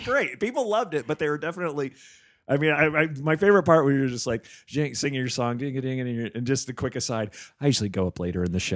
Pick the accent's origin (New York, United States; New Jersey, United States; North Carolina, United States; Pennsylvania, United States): New Jersey, United States; up in New Jersey, shoveling snow